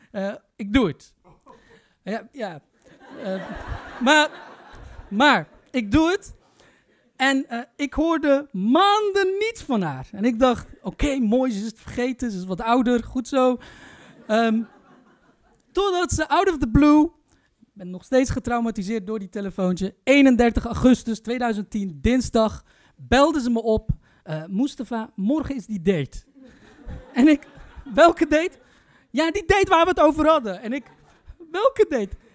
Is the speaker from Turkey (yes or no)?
yes; Turkey; Jullie vergeten één detail. Ik ben Turks.